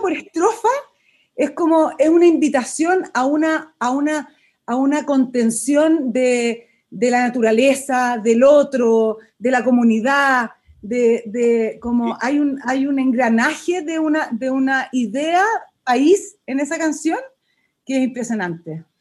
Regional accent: Chile; uno como chileno

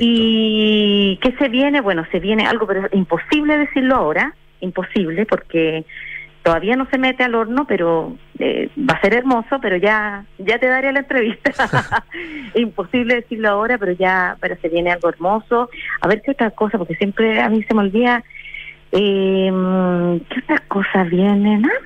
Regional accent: Chile; nosotros como chilenos

